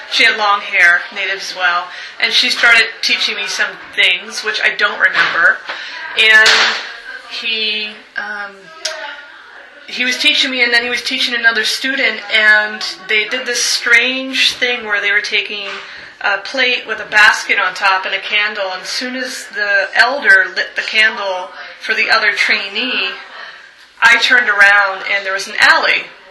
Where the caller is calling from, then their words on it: Portland, Oregon, United States; I'm calling from Portland, Oregon